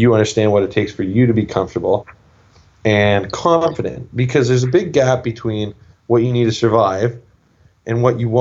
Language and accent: English; Canada; growing up in Canada